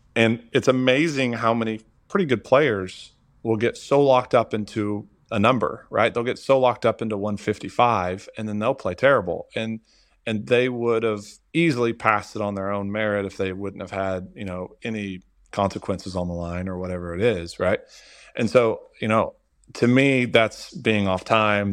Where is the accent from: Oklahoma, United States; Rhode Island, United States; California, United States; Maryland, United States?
Oklahoma, United States; moved away as an adult; I am originally from Oklahoma, born and raised